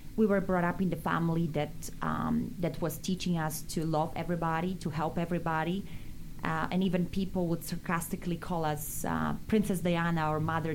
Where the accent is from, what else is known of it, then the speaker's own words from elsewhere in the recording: Bielsk Podlaski, Podlaskie Voivodeship, Poland; English is a second language; now in United States; how much we wanted to study English in our little town, Bielsk Podlaski